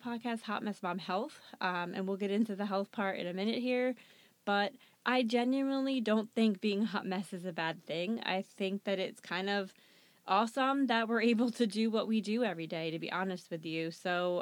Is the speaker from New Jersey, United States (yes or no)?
yes; New Jersey, United States; I am born and bred in New Jersey. I love living here